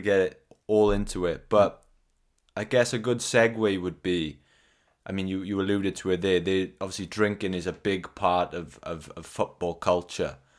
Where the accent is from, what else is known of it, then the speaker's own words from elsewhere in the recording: South Wales valleys, United Kingdom; I'm from the South Wales valleys